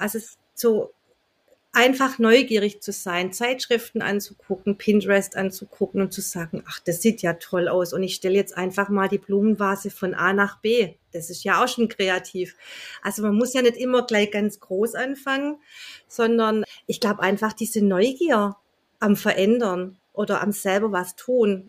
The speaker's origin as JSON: {"language": "German", "town": "Welzheim", "region": "Baden-Württemberg", "country": "Germany", "tie": "born or raised there", "said": "ursprünglich komme ich aus Welsheim, ein ganz kleiner Ort im Welsheimer Wald"}